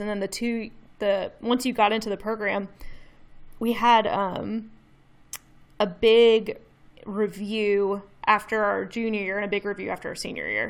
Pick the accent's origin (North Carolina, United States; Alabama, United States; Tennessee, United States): Tennessee, United States; Memphis; accent: Southern; I've lived here my whole life